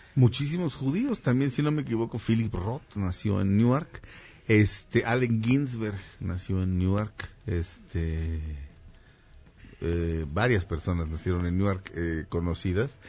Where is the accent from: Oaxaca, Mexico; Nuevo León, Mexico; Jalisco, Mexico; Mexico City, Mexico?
Mexico City, Mexico; soy de la Jardín Balbuena, es, realmente es la colonia, se llama la colonia del parque